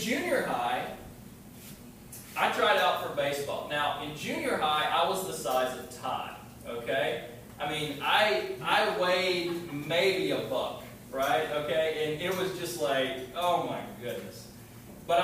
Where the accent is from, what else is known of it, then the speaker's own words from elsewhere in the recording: LaGrange, Georgia, United States; When I was growing up in LaGrange, Georgia, that's where I was born